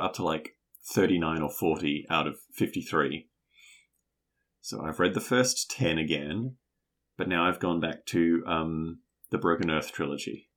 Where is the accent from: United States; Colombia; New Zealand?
New Zealand; as a New Zealander